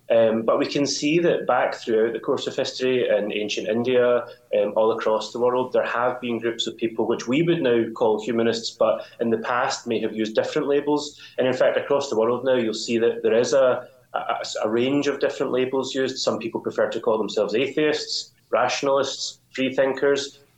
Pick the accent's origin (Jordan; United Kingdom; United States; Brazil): United Kingdom; Glasgow, Scotland; I'm actually from Glasgow in Scotland.